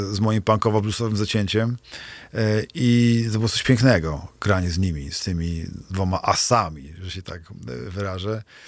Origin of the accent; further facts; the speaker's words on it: Kociewie, Pomeranian Voivodeship, Poland; also born or lived in Kashubia; wychowałem się w Strzewie na Kociewiu